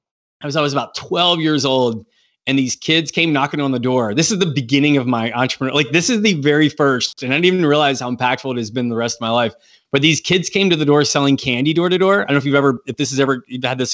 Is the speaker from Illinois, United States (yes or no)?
no; Pennsylvania, United States; now in Georgia, United States; I was born in Pennsylvania, actually. I wasn't born here in Georgia.